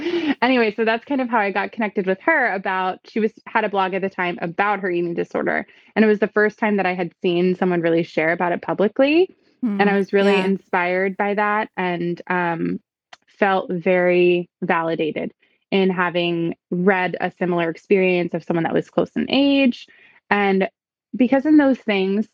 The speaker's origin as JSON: {"language": "English", "town": "Houston", "region": "Texas", "country": "United States", "tie": "born or raised there", "also_born_or_lived": "Westchester County, New York", "moved": "as an adult", "lives_now": "Hudson Valley, United States", "said": "I was born in Westchester County on the other side of the river. And I was raised in Houston, Texas. So I lived there for like 28 years."}